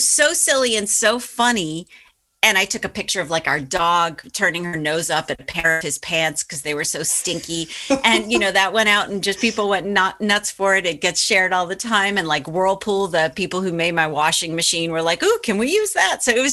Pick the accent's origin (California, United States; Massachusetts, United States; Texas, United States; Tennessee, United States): Massachusetts, United States; Boston; my hometown paper